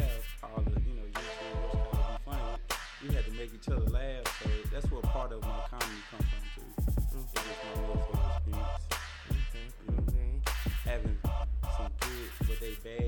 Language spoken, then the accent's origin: English; Dallas, Texas, United States; I'm from Dallas, Texas